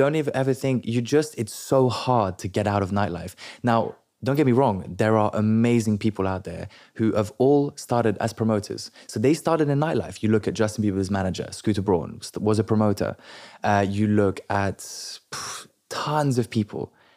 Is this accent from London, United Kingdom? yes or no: yes; London, United Kingdom; first language French; English is a second language; also born or lived in Paris, France / Biarritz, France; I grew up in London from the age of six